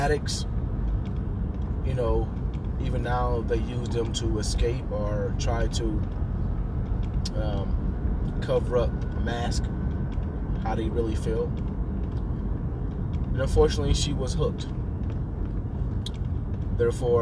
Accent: Cleveland, Ohio, United States; also born or lived in Columbus, Ohio; I was born in Columbus, Ohio, and raised in Cleveland. I moved to Cleveland when I was about 11 years old

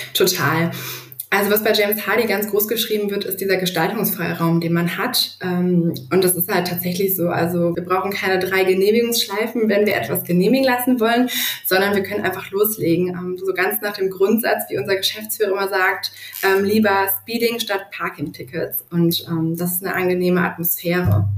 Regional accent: Duisburg, North Rhine-Westphalia, Germany; also born or lived in Düsseldorf; lebe eigentlich dennoch mein ganzes Leben schon in Duisburg

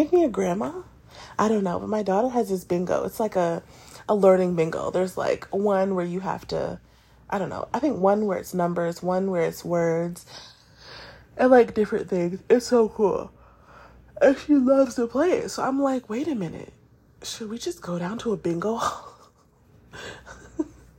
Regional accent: New York, United States; I'm a New Yorker

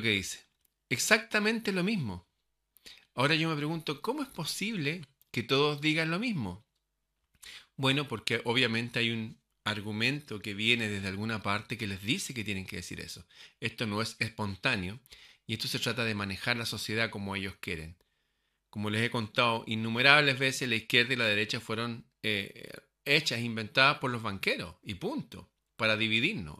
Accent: Chile; mi país

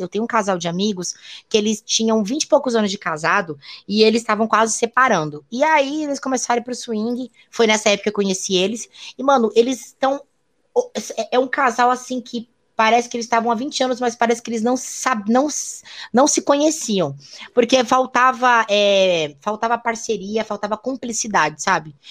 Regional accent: Rio Grande do Sul, Brazil; moved away as an adult; now in São Paulo, Brazil; eu sou gaúcha

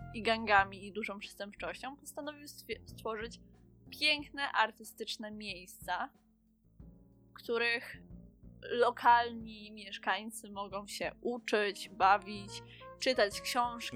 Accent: Kraków area, Lesser Poland, Poland; jesteśmy z oboje z okolic Krakowa

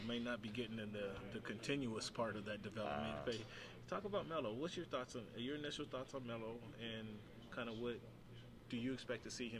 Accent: Seattle, Washington, United States; I'm from Seattle.

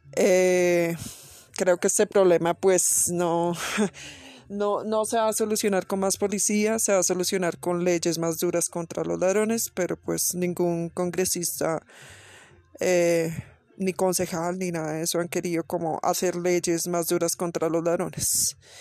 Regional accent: Bogotá, Colombia; en mi ciudad, Bogotá

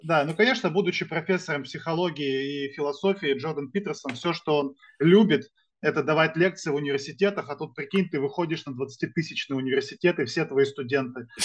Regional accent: Sarapul, Udmurtia, Russia; also born or lived in Izhevsk; я из города Сарапул, это все Удмуртская республика

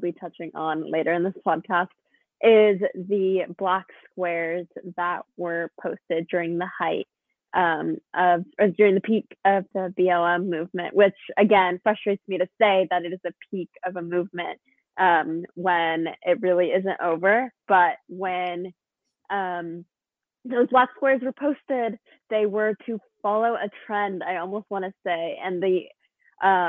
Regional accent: Washington, United States; I am from Windmill, Washington.

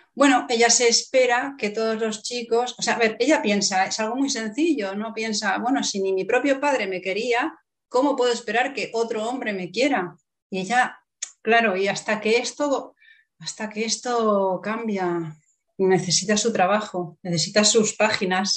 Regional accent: Barcelona, Catalonia, Spain; Barcelona. de donde yo soy, sí, en Barcelona.

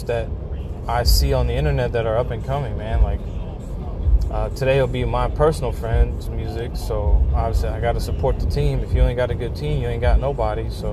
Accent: Louisiana, United States; I'm from Louisiana

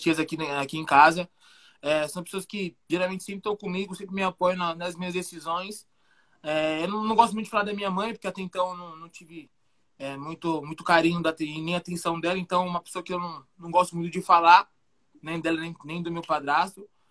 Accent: São Paulo, Brazil; also born or lived in Itu; Nasci aqui em São Paulo, capitalzão, sempre morei aqui, adoro morar aqui em São Paulo

